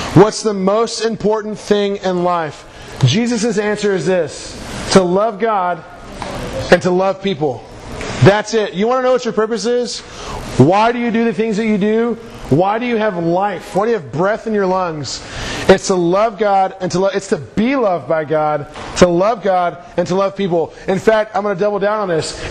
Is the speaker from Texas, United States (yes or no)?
yes; Houston, Texas, United States; I'm from Houston